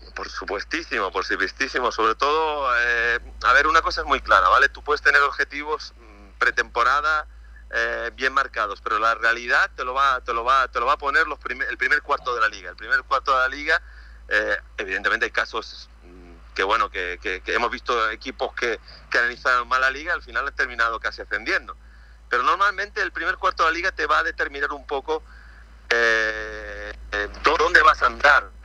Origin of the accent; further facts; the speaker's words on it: Málaga, Andalusia, Spain; moved away as an adult; also born or lived in Zaragoza / Madeira; yo soy de Málaga